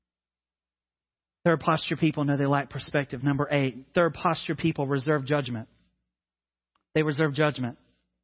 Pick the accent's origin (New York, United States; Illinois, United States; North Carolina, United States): North Carolina, United States; also born or lived in Mississippi / Georgia / India / Tanzania; now in South Carolina, United States; I've lived in North Carolina and grew up there. I was born in Mississippi, and now I live in South Carolina.